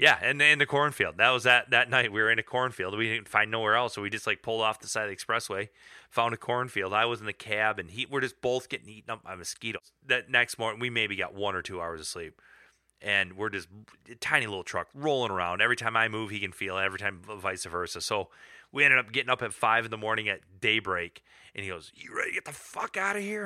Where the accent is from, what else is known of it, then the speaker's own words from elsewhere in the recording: Michigan, United States; We're, we're all from Michigan